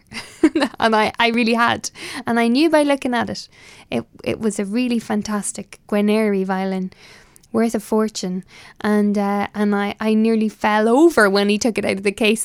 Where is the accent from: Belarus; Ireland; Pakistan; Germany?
Ireland; I am Irish